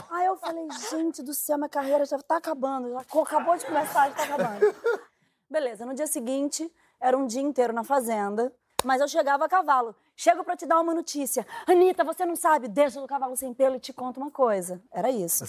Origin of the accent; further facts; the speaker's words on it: Minas Gerais, Brazil; moved away as an adult; now in Rio de Janeiro, Brazil; Sou mineira